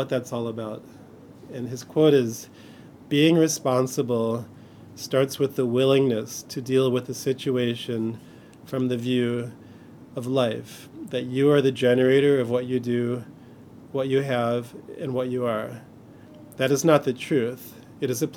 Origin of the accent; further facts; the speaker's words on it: Chicago, Illinois, United States; I grew up in Chicago in the 80s